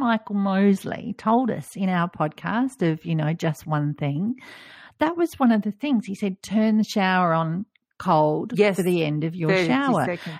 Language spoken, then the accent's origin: English; Australia; as an Australian, it was like, no, this doesn't feel like summer swimming to me.